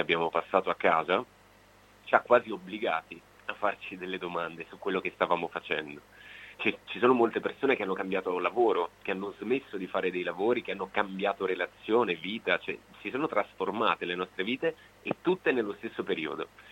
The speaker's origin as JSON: {"language": "Italian", "town": "Gioia del Colle", "region": "Apulia", "country": "Italy", "tie": "born or raised there", "moved": "as an adult", "lives_now": "Veneto, Italy", "said": "Gioia del Colle, che è il mio, il mio paese natale"}